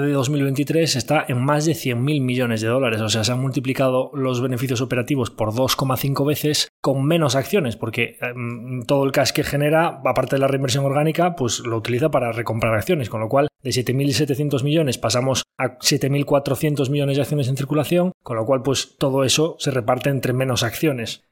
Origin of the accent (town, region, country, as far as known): Spain